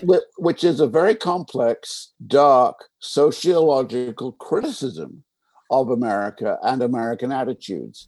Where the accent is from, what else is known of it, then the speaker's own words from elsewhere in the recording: England, United Kingdom; now in United States; I was English.